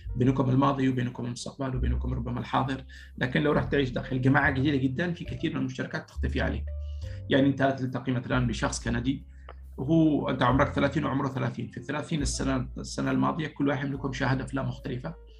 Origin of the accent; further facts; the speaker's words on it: Sanaa, Amanat Al Asimah, Yemen; moved away as an adult; also born or lived in Paris, France; now in France; انا جاي من صنعاء